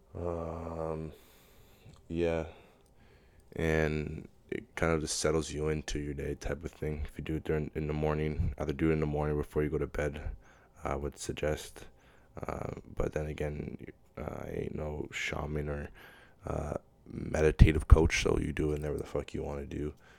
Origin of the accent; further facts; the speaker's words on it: Pickering, Ontario, Canada; I'm not from Toronto, but I'm from Pickering, so it's, that's the way I, I, I talk